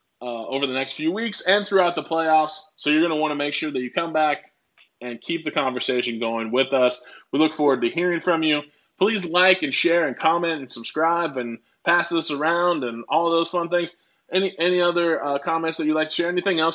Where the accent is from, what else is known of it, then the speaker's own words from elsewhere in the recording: Oregon, United States; also born or lived in Minnesota; now in Houston, United States; I was a pop guy because I'm from Oregon. Then I moved to Minnesota where everyone calls it soda. And, you know, then I kind of live in the South